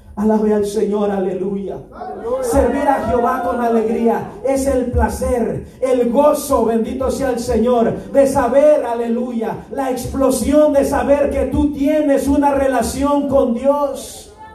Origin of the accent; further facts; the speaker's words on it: Mexico; soy la cuarta generación de pastores, misioneros y evangelistas en mi país